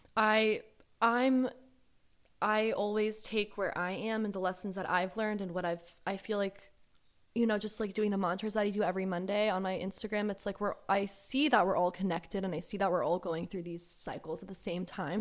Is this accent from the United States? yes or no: yes; Georgia, United States; also born or lived in Southern California; now in California, United States; I was born in Southern California and I lived here for a little, for, like, six or seven years, um, but I was raised in the deep south in Georgia